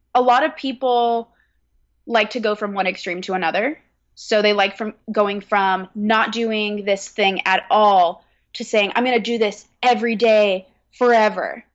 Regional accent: California, United States; moved away as an adult; now in Brooklyn, United States; I am located in Brooklyn, but I was originally born and raised in California

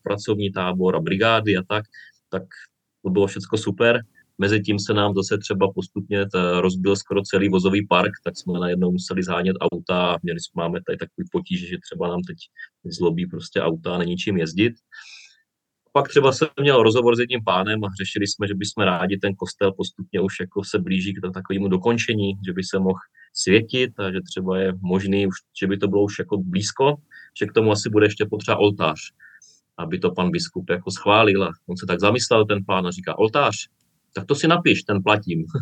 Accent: Czechia; moved away as an adult; now in Bulgaria; od nás České republiky

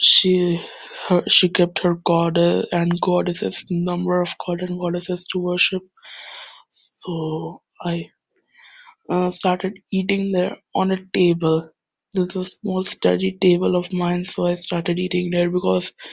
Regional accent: India; I'm from India. And I belong to a very religious, or should I say, superstitious Indian Hindu family.

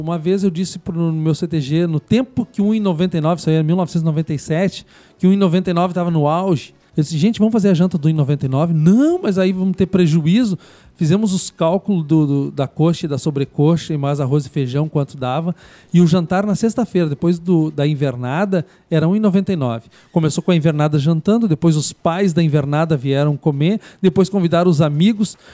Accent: Bagé, Rio Grande do Sul, Brazil; moved away; also born or lived in Porto Alegre; eu sou natural de Porto Alegre, mas me criei em Bagé, na Rainha da Fronteira

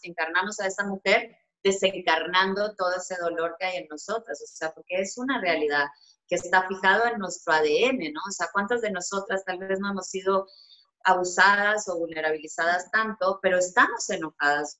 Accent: Colombia; yo soy una mujer colombiana

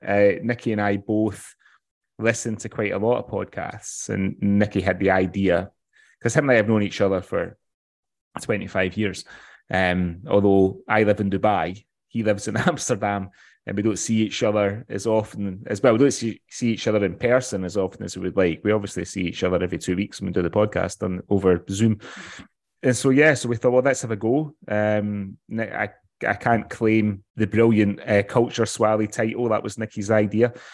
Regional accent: West Coast of Scotland, United Kingdom; I'm from the West Coast, so I'm a bit of a mints and tatties

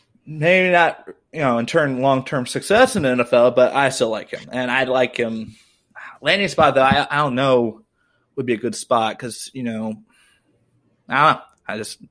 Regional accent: Missouri, United States; I'm from Missouri.

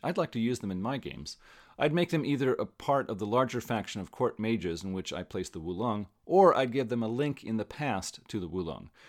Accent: California, United States; Most of my friends were Chinese when I was growing up in California

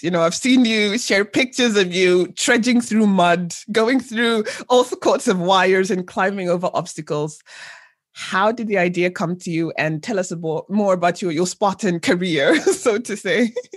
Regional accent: Zambia; my home country of Zambia

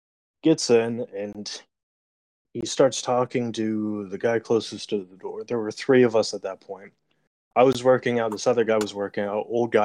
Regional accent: United States; we're all from America

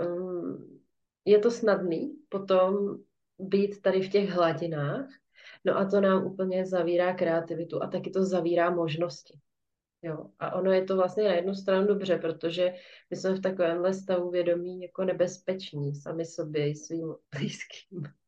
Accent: Czechia; tady u nás v Čechách

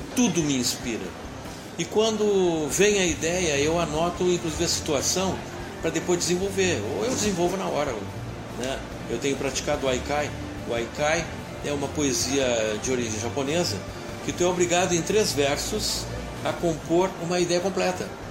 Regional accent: Rio Grande, Rio Grande do Sul, Brazil; sou de Rio Grande

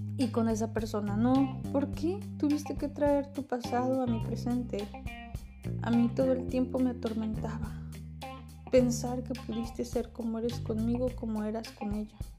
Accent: Mexico; Yo soy mexicana

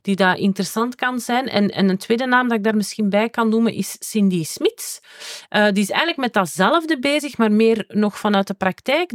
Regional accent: Tremelo, Flanders, Belgium; ik ben van Tremelo, wat dat het dorp naast Werchter is.

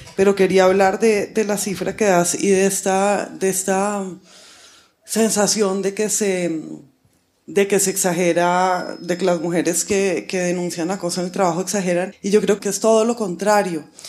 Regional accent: Colombia; moved away as an adult; also born or lived in United States; cuando me fui de Colombia a, estudiar en Estados Unidos

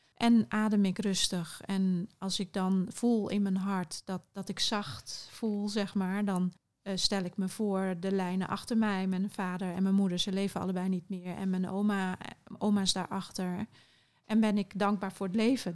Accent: Curaçao; ik ben op Curaçao opgegroeid

